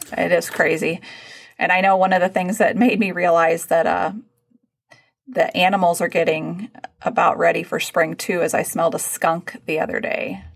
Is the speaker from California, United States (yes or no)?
no; Texas, United States; moved away; growing up in Texas